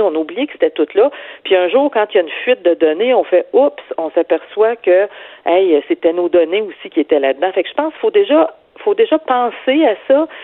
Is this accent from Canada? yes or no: yes; Quebec City, Quebec, Canada; moved away; je viens de Québec, là, place Sainte-Foy